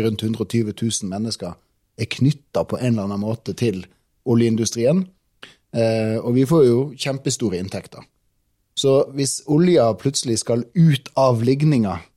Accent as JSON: {"language": "Norwegian", "town": "Tromsø", "region": "Troms", "country": "Norway", "said": "jeg er en gutt fra Tromsø"}